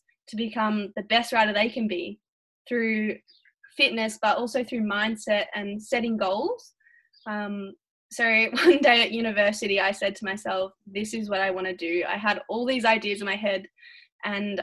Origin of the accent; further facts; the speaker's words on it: Melbourne, Victoria, Australia; I'm from Melbourne in Victoria, which is in Australia, on the other side of the world to you guys.